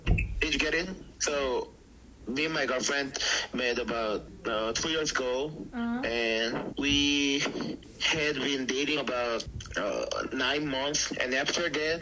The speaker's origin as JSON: {"language": "English", "country": "South Korea", "moved": "yes", "lives_now": "Utah, United States", "said": "I'm from South Korea"}